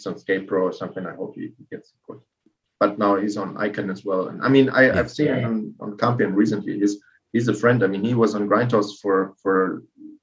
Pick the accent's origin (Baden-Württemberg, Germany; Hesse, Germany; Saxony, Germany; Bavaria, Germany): Baden-Württemberg, Germany; Karlsruhe; I grew up in Karlsruhe, which is like just over the border, like from Strasbourg.